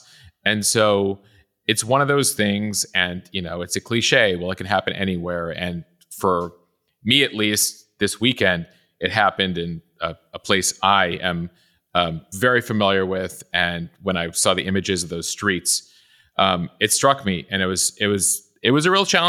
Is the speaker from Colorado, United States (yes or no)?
no; Chicago, Illinois, United States; I grew up on the North Shore of Chicago. My grandparents lived in Highland Park. My parents' business was in Highland Park.